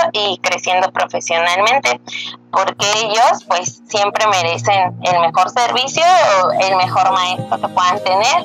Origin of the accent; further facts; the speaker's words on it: Mexico City, Mexico; soy de la Ciudad de México